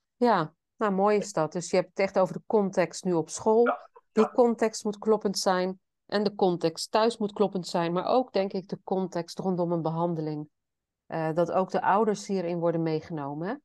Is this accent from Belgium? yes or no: no; Netherlands; Ik kom zelf dan uit Nederland